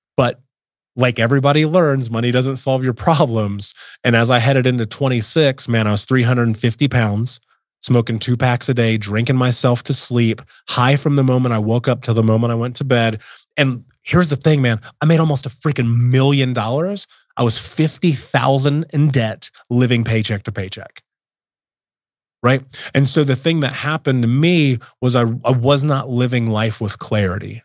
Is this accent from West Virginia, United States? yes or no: no; Indianapolis, Indiana, United States; I grew up in Indianapolis, in America, in the nineties, well, eighties and nineties.